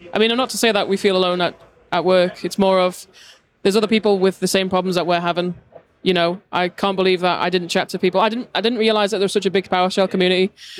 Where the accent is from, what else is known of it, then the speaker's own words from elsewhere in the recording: Isle of Man; from the Isle of Man.